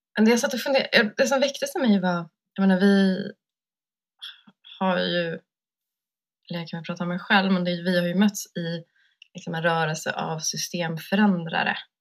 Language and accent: Swedish; Sweden; jag har vuxit upp här liksom, i Sverige och som vit kvinna